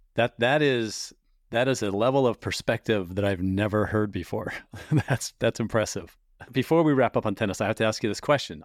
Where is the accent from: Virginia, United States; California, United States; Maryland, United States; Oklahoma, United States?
California, United States; San Diego; I grew up in San Diego, spent forty years there